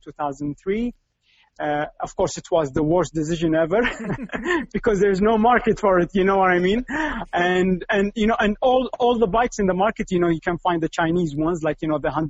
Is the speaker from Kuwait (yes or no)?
yes; Kuwait; I'm in Kuwait. This is my hometown. I've been living there